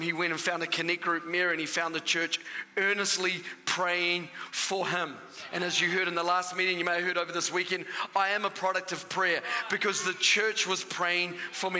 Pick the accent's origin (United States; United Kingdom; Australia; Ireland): Australia; now in New Zealand; I'm half Australian. My father is Australian. And so the first half of my life, I was an Australian